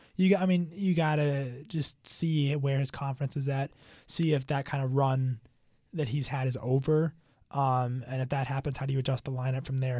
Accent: Bethesda, Maryland, United States; my hometown of, uh, Bethesda, Maryland

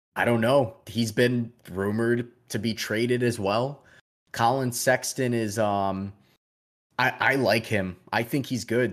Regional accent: Chicago, Illinois, United States; we're from Chicago, we're Bulls fans

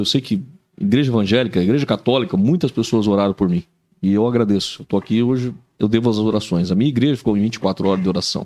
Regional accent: São Paulo, Brazil; moved away as an adult; now in Joinville, Brazil; eu sou natural de São Paulo, mas cheguei aqui com 19 anos de idade

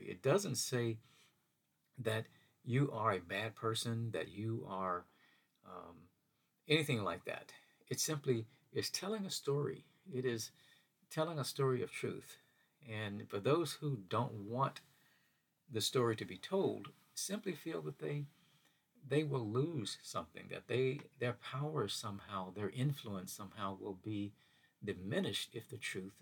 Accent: Mississippi, United States; as a kid growing up in Mississippi, we used to see these billboard signs along the highway, Highway 49, going through Hattiesburg

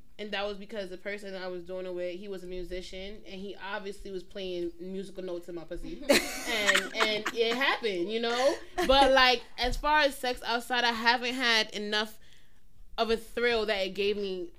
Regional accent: New York City, New York, United States; We from Brooklyn.

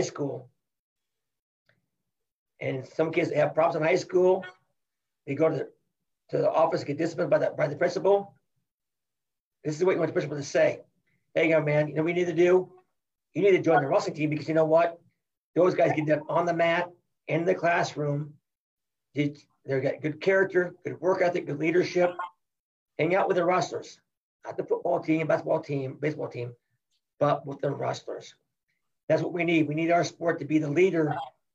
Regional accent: Cedar Rapids, Iowa, United States; Cedar is my hometown

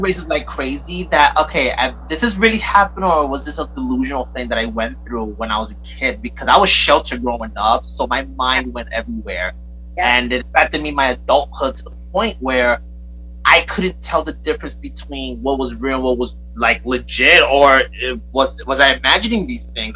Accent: New York City, New York, United States; now in Bayonne, United States; I'm from Brooklyn

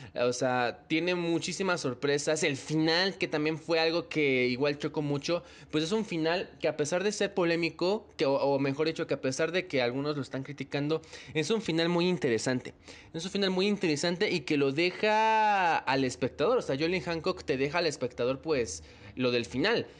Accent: Mexico; en mi país, en México

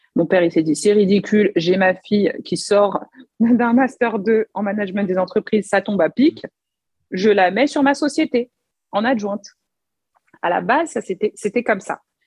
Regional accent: Paris, Île-de-France, France; je suis née en France, donc je suis vraiment née à Paris. Et en fait, mes deux parents sont congolais

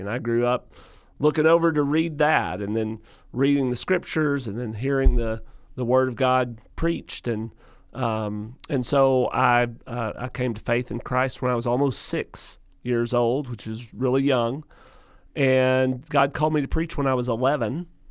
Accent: Lake City, Arkansas, United States; I'm from Lake City, which is not that far from here

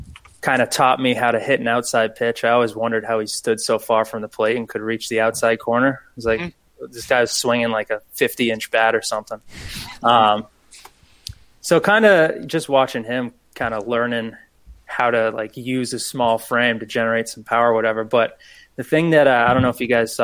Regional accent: Newton, Massachusetts, United States; grew up in Newton, Mass

